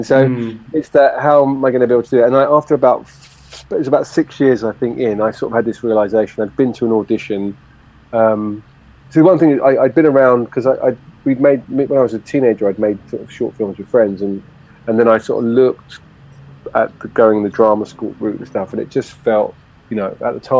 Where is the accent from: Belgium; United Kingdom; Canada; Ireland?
United Kingdom; London; born there; Hammersmith Hospital, yeah.